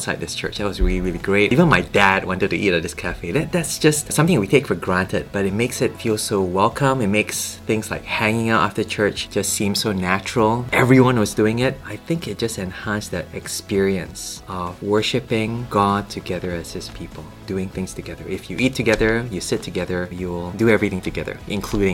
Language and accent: English; Malaysia; moved away as an adult; now in Cambridge, United Kingdom; back home in Malaysia